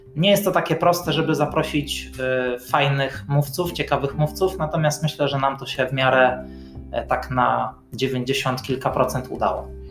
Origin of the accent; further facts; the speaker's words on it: Bydgoszcz, Kuyavian-Pomeranian Voivodeship, Poland; ja jako bydgoszczanin